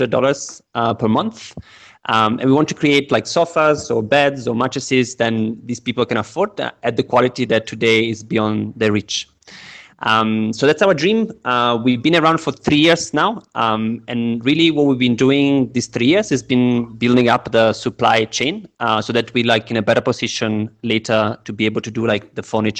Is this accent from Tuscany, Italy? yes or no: no; Naples, Campania, Italy; English is a second language; moved away as an adult; also born or lived in London / Lebanon; now in Kenya; I'm originally from Italy, from Naples, the city in the south. It's a very chaotic city. It has a lot of like energy and people don't really like a lot of order. So I grew up there